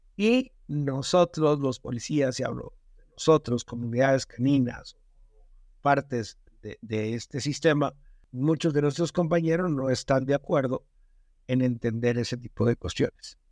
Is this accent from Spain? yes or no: no; Mexico